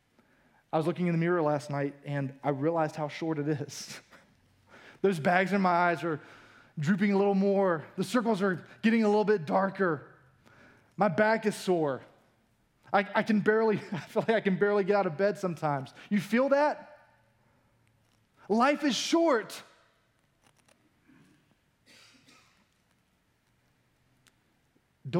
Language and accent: English; United States; we as an American culture